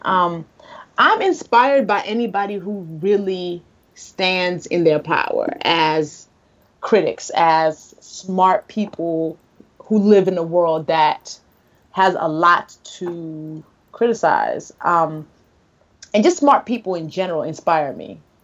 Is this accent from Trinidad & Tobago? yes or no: no; Nigeria; as a Nigerian